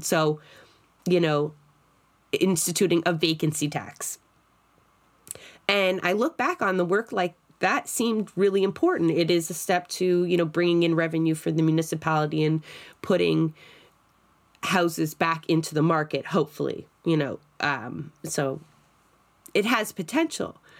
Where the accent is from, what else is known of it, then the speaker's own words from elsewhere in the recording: Toronto, Ontario, Canada; I'm from Scarborough